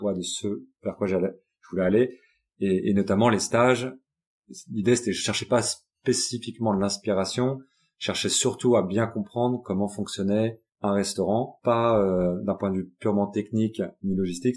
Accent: Paris, Île-de-France, France; moved away as an adult; also born or lived in Japan / United States; J'ai grandi euh, à Paris

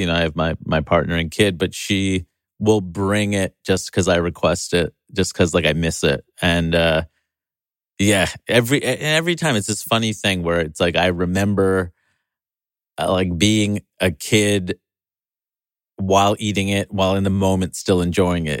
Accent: New York City, New York, United States; in my hometown

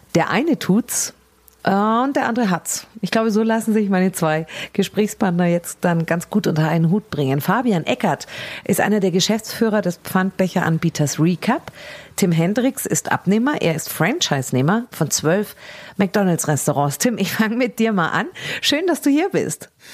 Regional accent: Germany; wir Deutsche

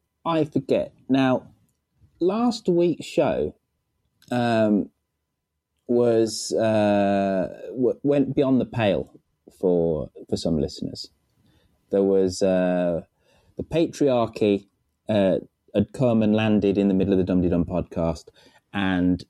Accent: Birmingham, West Midlands, United Kingdom; in Birmingham, my hometown

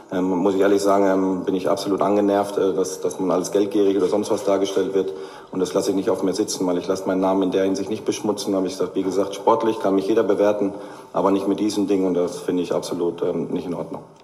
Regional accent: Bochum, North Rhine-Westphalia, Germany; Man war ja wirklich als Bochumer schon Leid erfahren vorher.

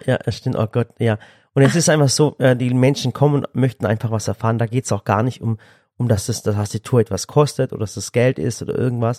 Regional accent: Swabia, Germany; Ich als Schwabe

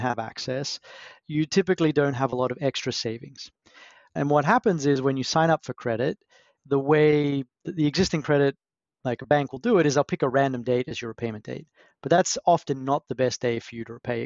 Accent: Brisbane, Queensland, Australia; moved away; originally I'm from Australia. So grew up in Brisbane

